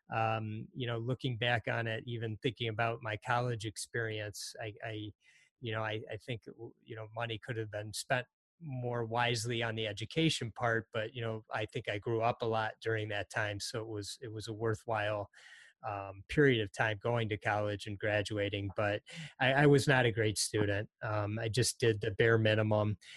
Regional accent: Detroit, Michigan, United States; also born or lived in Hartford, Connecticut; early on we moved to the Detroit area. So I've really grown up in the Detroit area since I was quite young

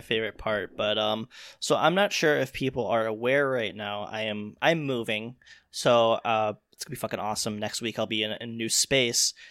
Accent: Chicago, Illinois, United States; I'm from Chicago

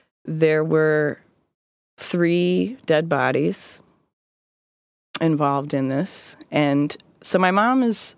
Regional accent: Greenville, South Carolina, United States; born there; I was born in South Carolina. I was born in Greenville, South Carolina. I moved a whole lot when I was growing up.

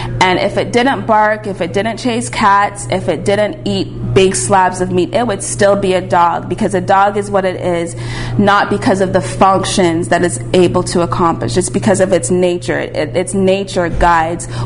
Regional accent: Canada; I'm from Canada

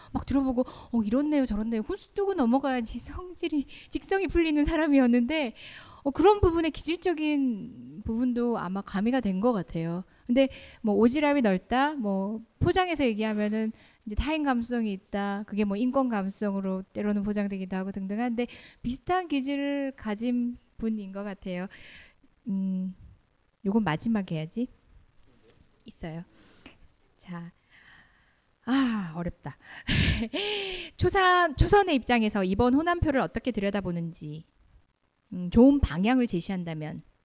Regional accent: Daegu, South Korea; moved away; 사실 저는 고향이 대구입니다. 대구에서 대학교까지 나왔고

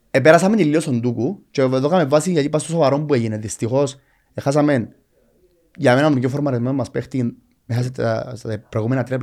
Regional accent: Cyprus; moved away as an adult; όταν έφυγα από την Κύπρο και πήγα στο εξωτερικό να δουλέψω

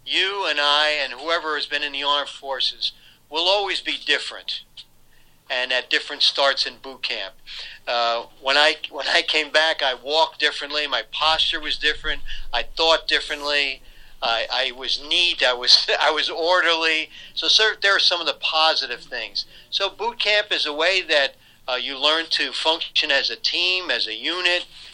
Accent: Troy, New York, United States; near my hometown of Troy

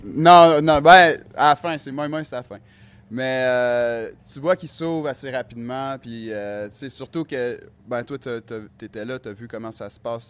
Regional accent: Quebec, Canada; now in Helsinki, Finland; je viens du Québec

